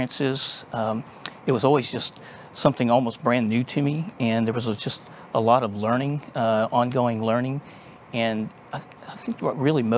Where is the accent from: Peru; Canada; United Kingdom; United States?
United States; Texas; also born or lived in Dallas, Texas; born and raised in Texas. And spent most of my life here in the Dallas area, a couple of times out in West Texas, and was born in Central Texas, but native Texan.